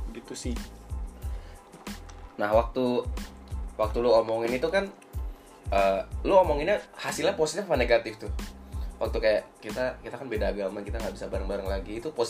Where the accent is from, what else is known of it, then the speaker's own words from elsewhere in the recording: Bali, Indonesia; gue itu agama Hindu dan gue besar di Bali